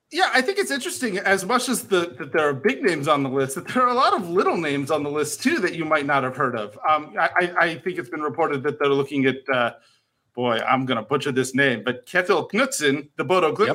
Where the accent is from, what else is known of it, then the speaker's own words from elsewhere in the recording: United States; I'm American